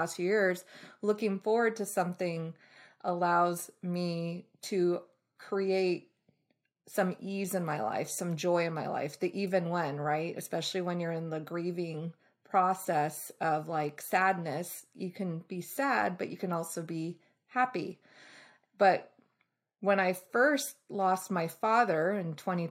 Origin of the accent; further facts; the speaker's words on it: Bay Area, California, United States; also born or lived in Boston, Massachusetts; I was born in Boston, raised in the Bay Area